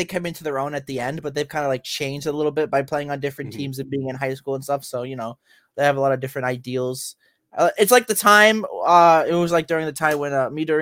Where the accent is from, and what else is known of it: United States